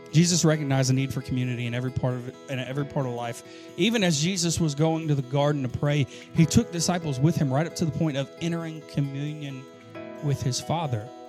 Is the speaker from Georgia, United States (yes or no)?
yes; Augusta, Georgia, United States; moved away as an adult; now in Camden County, United States; I'm from Augusta, Georgia